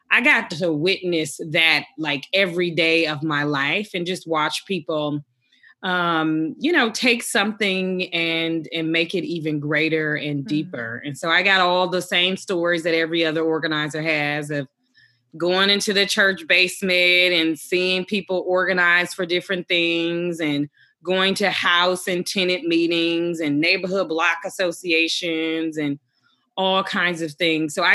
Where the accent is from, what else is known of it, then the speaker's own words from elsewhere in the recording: Milwaukee, Wisconsin, United States; I grew up in the Midwest in Milwaukee. Um, in a lot of ways, that's a, a working poor community, deeply, deeply segregated, predominantly Black community.